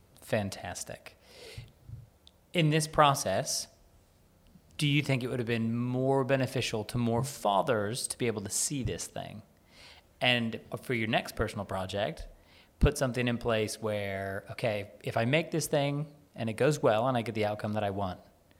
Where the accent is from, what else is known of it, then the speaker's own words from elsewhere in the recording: United States; I'm American